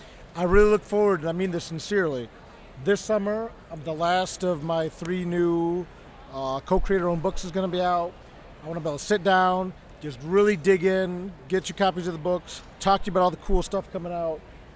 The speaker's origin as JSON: {"language": "English", "town": "Toledo", "region": "Ohio", "country": "United States", "tie": "born or raised there", "said": "I grew up in Toledo, Ohio."}